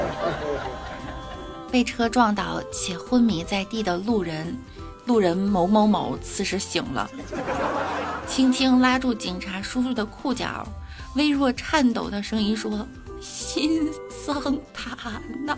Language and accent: Chinese; Beijing, China; 我来自北京